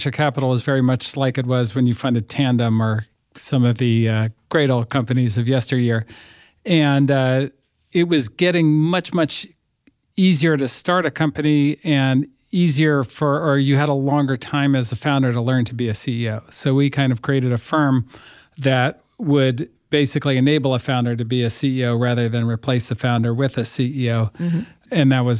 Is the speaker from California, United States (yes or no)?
yes; Berkeley, California, United States; I grew up in the People's Republic of Berkeley, and I went to school in New York at Columbia